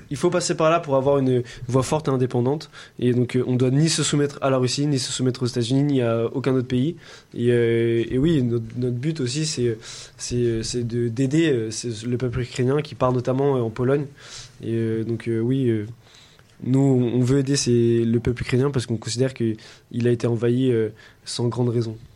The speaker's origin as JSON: {"language": "French", "country": "France", "said": "en tant que membre de l'OTAN, en tant que Français"}